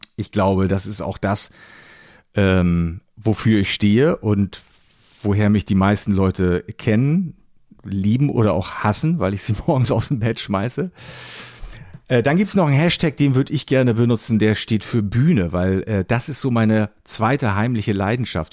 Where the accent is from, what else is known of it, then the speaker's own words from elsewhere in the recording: Rostock, Mecklenburg-Vorpommern, Germany; now in Hamburg, Germany; Schöne Grüße in meine alte Heimat